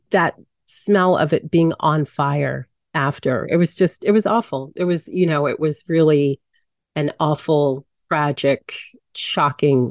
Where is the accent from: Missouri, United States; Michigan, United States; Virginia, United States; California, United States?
Virginia, United States; Hampton; moved away as an adult; now in Mexico; growing up in the Hampton Roads